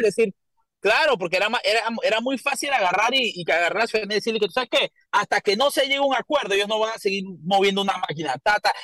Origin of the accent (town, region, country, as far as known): Panama